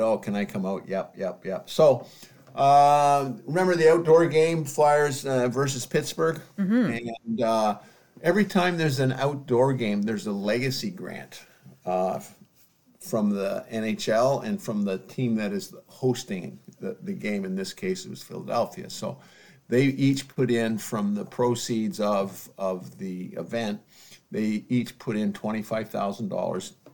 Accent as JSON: {"language": "English", "town": "London", "region": "Ontario", "country": "Canada", "tie": "born or raised there", "moved": "yes", "said": "I was still a kid growing up in London, Ontario."}